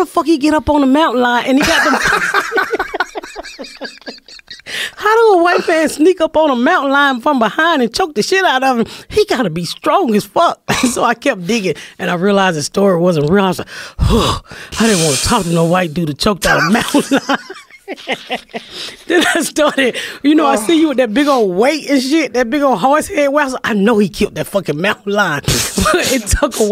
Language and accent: English; the South, United States; I'm from the South